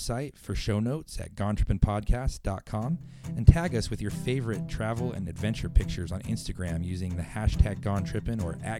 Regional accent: the West, United States; moved away; both of us growing up in the West

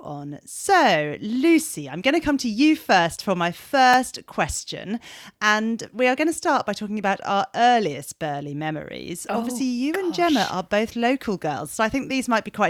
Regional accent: Surrey, South East England, United Kingdom; being a Surrey girl.

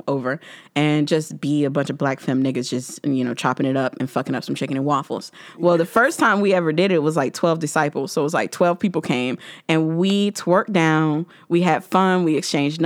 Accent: the South, United States; moved away; I'm from the South

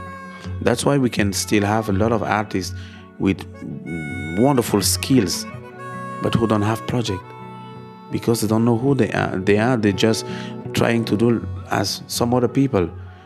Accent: Cameroon; I grew up in Cameroon with a lot of rhythm.

